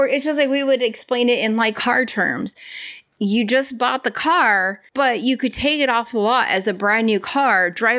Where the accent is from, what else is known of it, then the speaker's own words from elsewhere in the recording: United States; I am American